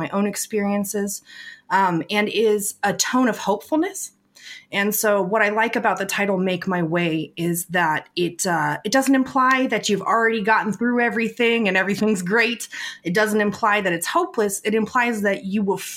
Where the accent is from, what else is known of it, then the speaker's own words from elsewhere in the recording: West Coast, United States; I grew up on the West Coast in the 90s